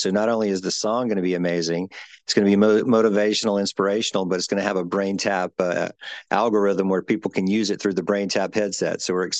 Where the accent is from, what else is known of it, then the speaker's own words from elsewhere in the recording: Mobile, Alabama, United States; Well, you know, I grew up in Mobile, Alabama, watching … build Margaritaville.